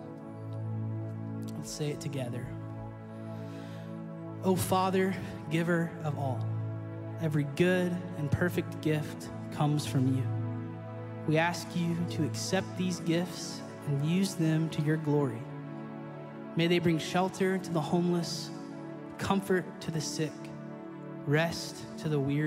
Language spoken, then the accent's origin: English; Central Arkansas, United States; I'm from Central Arkansas